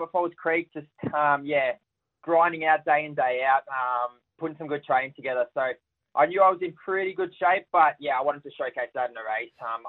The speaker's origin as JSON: {"language": "English", "country": "United Kingdom", "said": "I think, especially being a Brit, we never want to lose to them."}